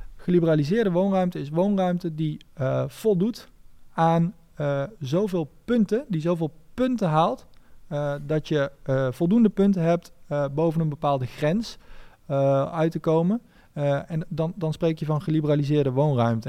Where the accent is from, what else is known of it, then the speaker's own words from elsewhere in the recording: Nijmegen, Gelderland, Netherlands; Ik, ik kom uit Nijmegen